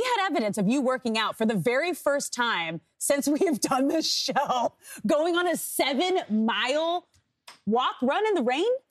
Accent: Manhattan Beach, California, United States; my hometown in Manhattan Beach

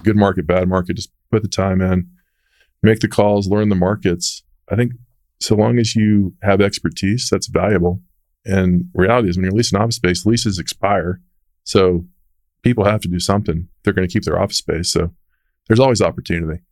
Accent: Dallas, Texas, United States; I'm from Texas.

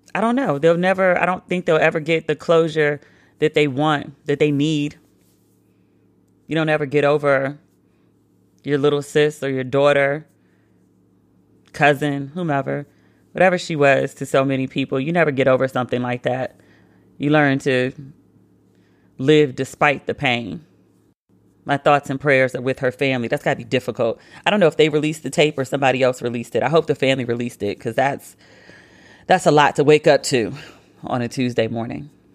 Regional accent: Maryland, United States; I was a kid growing up in Maryland

